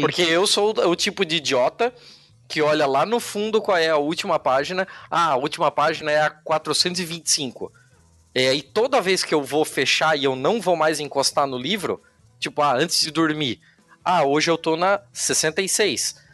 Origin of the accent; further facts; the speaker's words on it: Brazil; somos brasileiros